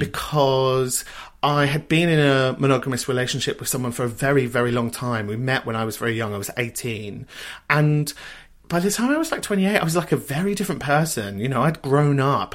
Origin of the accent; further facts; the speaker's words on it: London, United Kingdom; I grew up in a place called Kentish Town